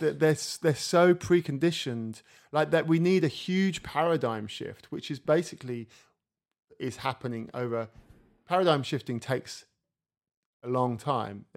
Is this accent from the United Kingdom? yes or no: yes; England, United Kingdom; moved away as an adult; now in France; I live in France, I'm English